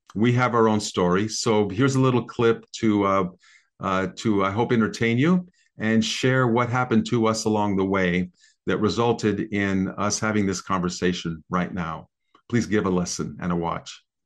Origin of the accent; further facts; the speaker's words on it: American Midwest, United States; I grew up in the American Midwest in the sixties